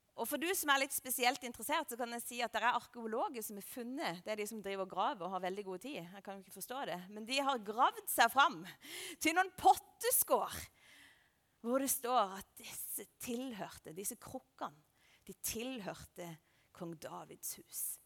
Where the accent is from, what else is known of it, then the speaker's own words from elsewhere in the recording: Lista, Agder, Norway; jeg er fra Lista, og der er det sau overalt